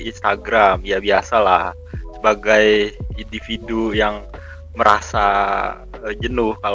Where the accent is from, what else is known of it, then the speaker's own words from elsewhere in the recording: Jakarta, Indonesia; asalku dari Jakarta